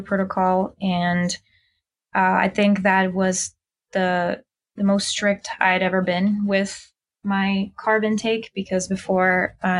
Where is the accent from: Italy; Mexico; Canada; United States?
Mexico; moved away; I'm originally from Mexico